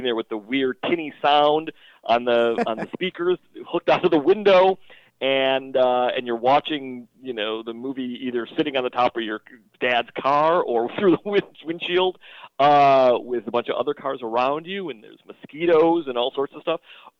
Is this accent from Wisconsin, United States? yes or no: yes; Milwaukee, Wisconsin, United States; moved away; also born or lived in New York; I think I first fell in love with film growing up in Milwaukee, Wisconsin, in the Midwest in the 70s.